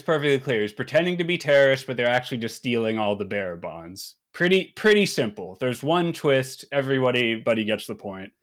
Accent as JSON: {"language": "English", "region": "Maryland", "country": "United States", "tie": "born or raised there", "said": "I was born and raised in Maryland"}